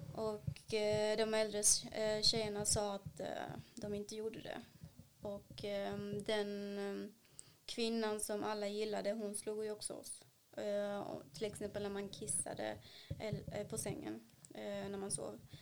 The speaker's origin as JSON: {"language": "Swedish", "region": "South India", "country": "India", "also_born_or_lived": "Sweden", "second_language": "Swedish", "moved": "yes", "lives_now": "Malmö, Sweden", "said": "där har de ju sydindisk mat, där jag är ifrån"}